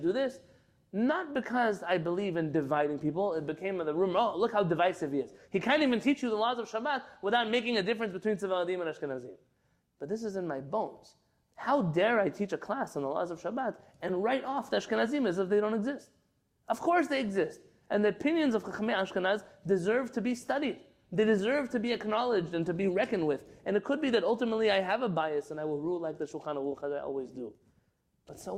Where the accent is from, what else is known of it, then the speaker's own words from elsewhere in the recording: San Diego, California, United States; When I first came to San Diego, I grew up in San Diego